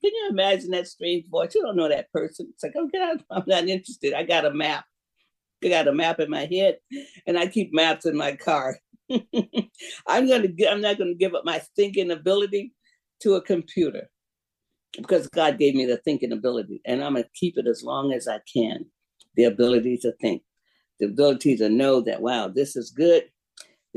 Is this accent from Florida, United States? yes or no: yes; Jacksonville, Florida, United States; moved away; I'm from Jacksonville